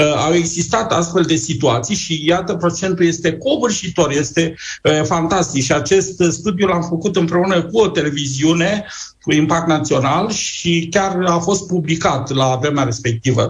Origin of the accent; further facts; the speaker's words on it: Romania; ca români